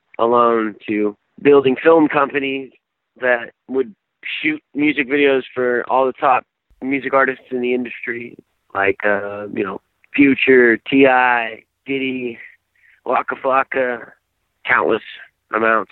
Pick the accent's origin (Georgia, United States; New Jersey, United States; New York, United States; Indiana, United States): Georgia, United States; Atlanta; I grew up in Atlanta, so we are the home of hip hop and rap music